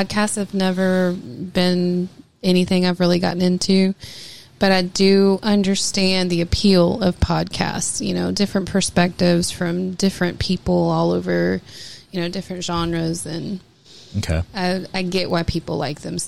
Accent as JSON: {"language": "English", "region": "Arkansas", "country": "United States", "tie": "born or raised there", "said": "I grew up in Arkansas, and country was huge."}